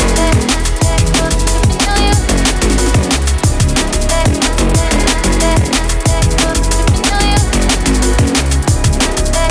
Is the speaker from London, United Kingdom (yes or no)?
no; Dudley, West Midlands, United Kingdom; accent: Dudley; I'm from Dudley